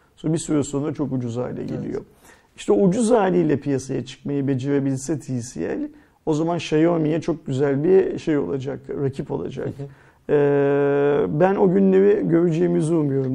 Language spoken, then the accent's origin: Turkish; Turkey; biz Türk'üz